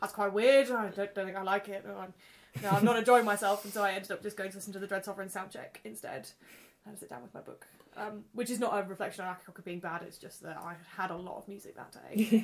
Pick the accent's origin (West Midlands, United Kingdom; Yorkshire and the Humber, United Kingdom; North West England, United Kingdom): Yorkshire and the Humber, United Kingdom; Leeds; I grew up in Leeds